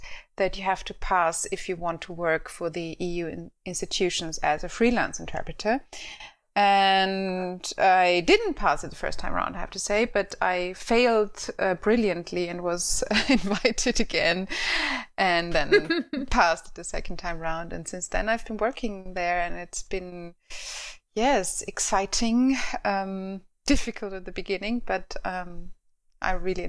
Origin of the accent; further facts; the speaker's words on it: Austria; accent: Austrian; first language German; English is a second language; My native language is German. Well, Austrian, if you want to.